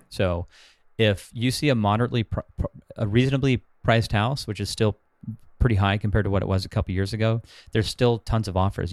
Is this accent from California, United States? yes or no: yes; Huntington Beach, California, United States; also born or lived in Los Angeles, California / Bay Area, California; I'm from Huntington Beach, Orange County, where I live now, but I lived in L A for four years.